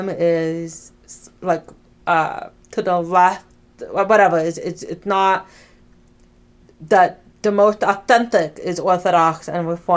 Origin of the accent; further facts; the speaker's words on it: Brazil; also born or lived in Argentina / Northern California; now in United States; I was born in Argentina. I grew up in Brazil, and I moved to Northern California.